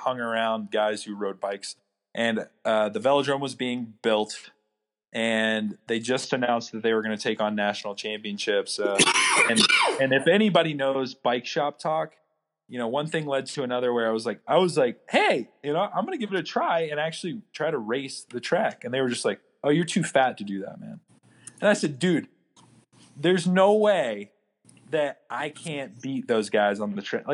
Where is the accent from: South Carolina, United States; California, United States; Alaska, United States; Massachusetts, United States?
South Carolina, United States; Rock Hill; moved away as an adult; now in Colorado Springs, United States; I literally want to race in my hometown